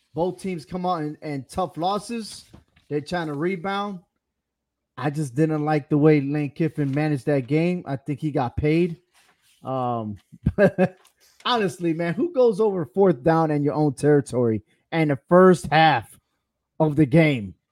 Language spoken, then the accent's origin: English; Connecticut, United States; I'm going with my home state. I'm going for Connecticut.